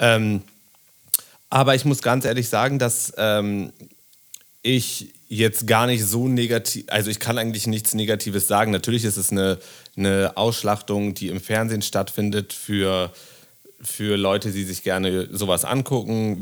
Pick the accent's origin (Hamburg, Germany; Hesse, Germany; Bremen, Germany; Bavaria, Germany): Bremen, Germany; now in Berlin, Germany; Ich bin damals nach ähm, Berlin gekommen, ich komme aus Bremen